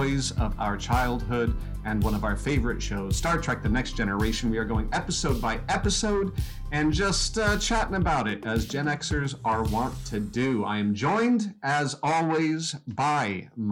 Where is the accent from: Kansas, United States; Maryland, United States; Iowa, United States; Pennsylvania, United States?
Kansas, United States; growing up in Kansas